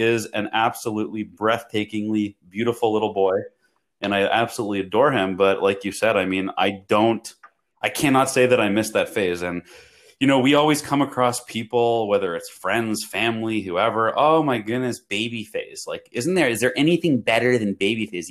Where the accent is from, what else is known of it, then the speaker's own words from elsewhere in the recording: Toronto, Ontario, Canada; now in United States; I'm from Toronto, Canada originally.